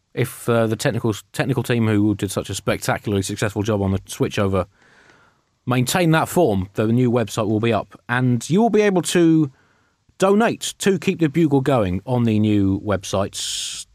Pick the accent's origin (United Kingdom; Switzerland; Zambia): United Kingdom; we're British